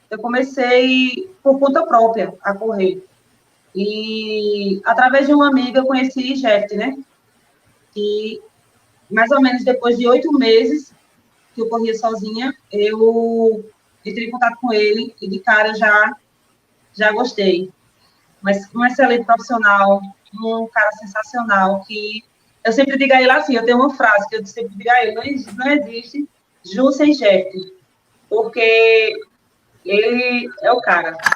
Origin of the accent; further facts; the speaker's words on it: Mar de Deus, Brazil; E fazem dois anos e três meses que eu corro e sou daqui